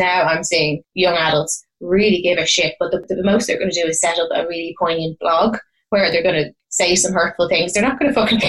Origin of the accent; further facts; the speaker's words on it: Ireland; My initial gut reaction as an Irish woman was